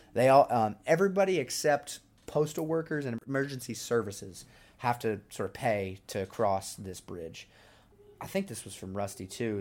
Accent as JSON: {"language": "English", "region": "Oklahoma", "country": "United States", "said": "my fellow Okies"}